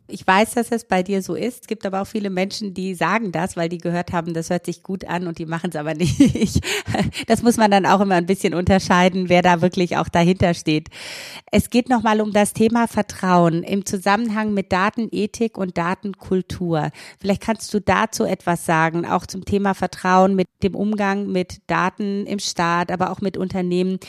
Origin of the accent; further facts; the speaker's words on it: Romania; moved away; Ich komme ja selber auch aus Rumänien